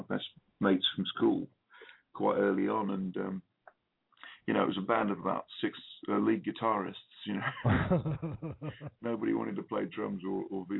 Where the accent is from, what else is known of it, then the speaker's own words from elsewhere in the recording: Watford, East of England, United Kingdom; moved away as an adult; also born or lived in London; now in West Country, United Kingdom; I grew up in London for 4 years before my folks moved out to a place called Watford, which is just north of London